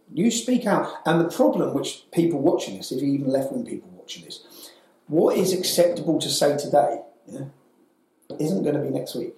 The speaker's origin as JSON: {"language": "English", "town": "Luton", "region": "East of England", "country": "United Kingdom", "tie": "born or raised there", "said": "Luton, my hometown"}